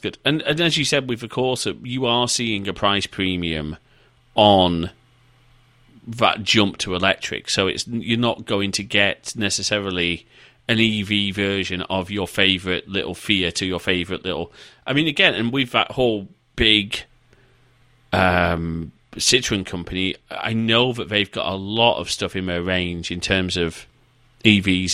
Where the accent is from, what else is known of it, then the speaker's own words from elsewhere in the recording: the north of England, United Kingdom; moved away; I am a Northerner.